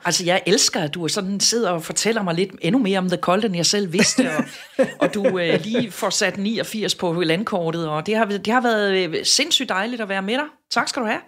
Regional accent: Southern Jutland, Southern Denmark, Denmark; jeg er sønderjyde

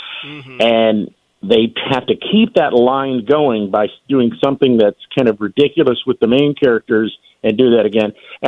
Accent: Lynchburg, Virginia, United States; I'm from Lynchburg, Virginia. You know, right smack dab in the heart of Virginia. When I was 5 years old, I went to a diner called the Texas Inn

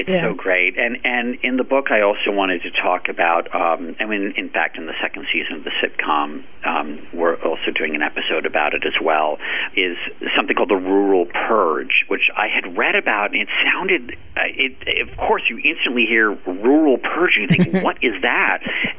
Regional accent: Washington, District of Columbia, United States; I grew up in Washington, D.C.

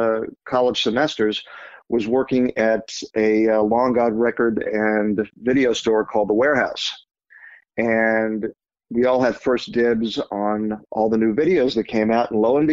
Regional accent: Phoenix, Arizona, United States; I grew up in Phoenix.

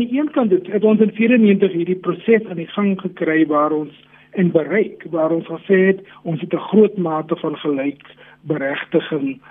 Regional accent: South Africa; Ons wil as Suid-Afrikaners saam met mekaar leef

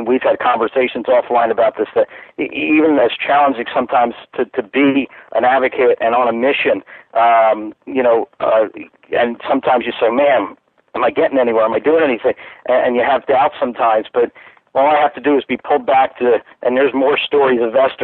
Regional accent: Philadelphia, Pennsylvania, United States; moved away as an adult; now in North Carolina, United States; I'm originally from Philadelphia, moved down to the Carolinas 14 years ago

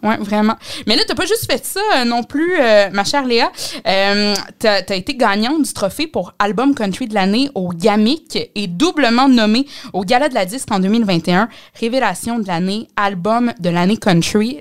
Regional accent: Mauricie, Quebec, Canada; chez nous, en Mauricie

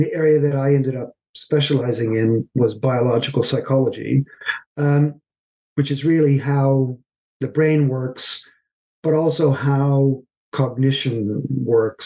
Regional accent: Canada; moved away as an adult; also born or lived in Halifax, Nova Scotia; now in United Kingdom; I'm originally from Canada

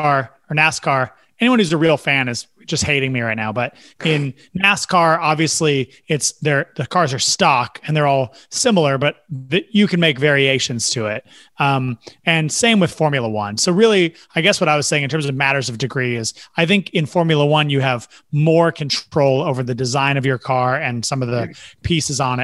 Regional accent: the Northwest, Pacific Northwest, United States; growing up in the Northwest

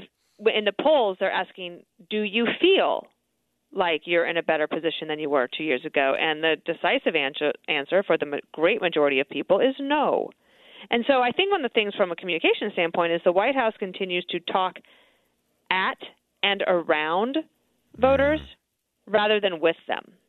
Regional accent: United States; we are American, and our country is great and exceptional

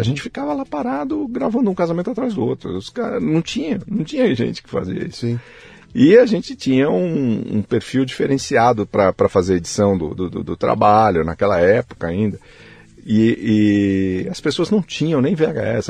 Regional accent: São Paulo, Brazil; Eu nasci aqui em São Paulo

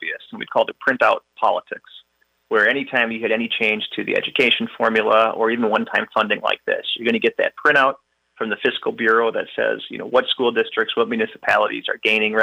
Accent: Chicago, Illinois, United States; moved away as an adult; now in Wisconsin, United States; I was born and raised in the Chicagoland area in the suburbs, but I've been in Wisconsin now for 20 plus years

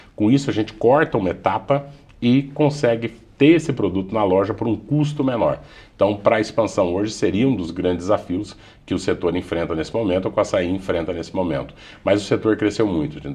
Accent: Brazil; Todos nós, como brasileiros

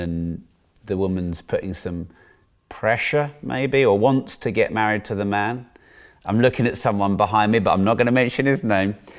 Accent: United Kingdom; Being a Brit

